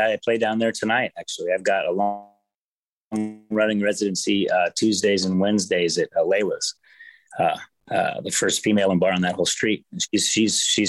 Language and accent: English; Portland, Oregon, United States; moved away as an adult; now in Nashville, United States; I'm from Portland, Oregon. I grew up out there in a small town